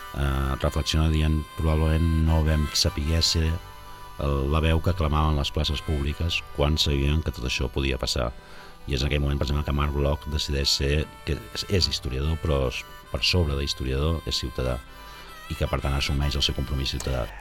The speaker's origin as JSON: {"language": "Catalan", "town": "Sabadell", "region": "Catalonia", "country": "Spain", "moved": "as an adult", "lives_now": "Barcelona, Spain", "said": "com a sabadellenc de, de condició que és sempre, malgrat hagi marxat a la ciutat fa uns anys"}